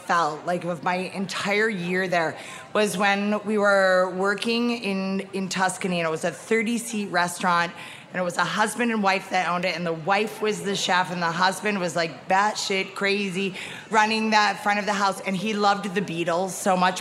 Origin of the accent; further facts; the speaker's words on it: Syracuse, New York, United States; I'm from Syracuse, New York, where like Italian food was like chicken parm.